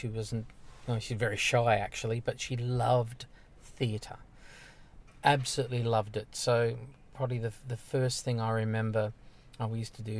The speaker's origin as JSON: {"language": "English", "town": "Sydney", "region": "New South Wales", "country": "Australia", "tie": "born or raised there", "said": "Western suburbs. Guildford. It's a working class area. It was a fantastic place to grow up in."}